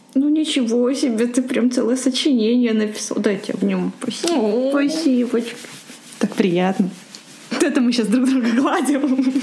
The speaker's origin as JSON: {"language": "Russian", "country": "Ukraine", "moved": "yes", "said": "я, кстати, из Украины"}